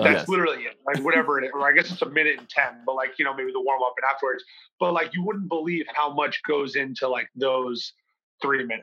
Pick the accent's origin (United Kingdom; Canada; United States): United States; Northeast; moved away as an adult; also born or lived in Midwest; now in Miami, United States; growing up in the Northeast